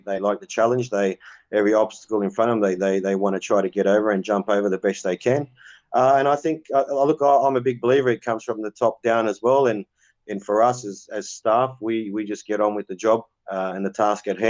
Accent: Cabramatta, New South Wales, Australia; where I grew up in Cabramatta

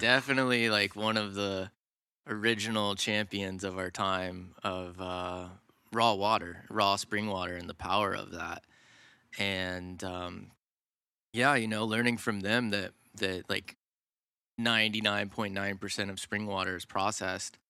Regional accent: suburbs north of Atlanta, Georgia, United States; I grew up, uh, in the suburbs, about an hour north of Atlanta, Georgia.

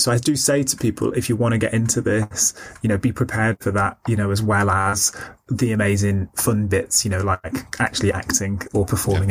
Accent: Stockport, North West England, United Kingdom; I grew up in Stockport, which is um, a, uh, a, a medium sized town in Greater Manchester

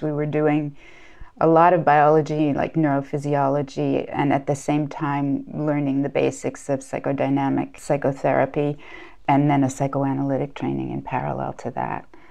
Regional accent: United States; moved away as an adult; now in France; I was born in the United States and studied in the United States

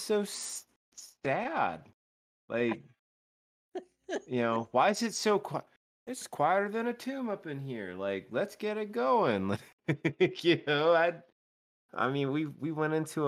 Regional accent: United States; being an American. Being a United States citizen

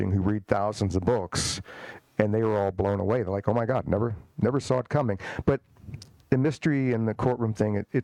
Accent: Richmond, Virginia, United States; I grew up in Richmond, Virginia, the old capital of the Confederacy

